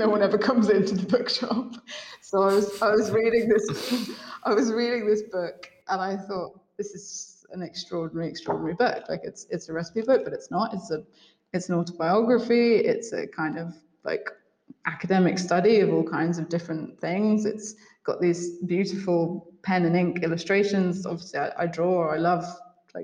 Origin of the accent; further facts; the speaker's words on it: Devon, South West England, United Kingdom; moved away as an adult; also born or lived in London; now in Sardinia, Italy; I'm from Devon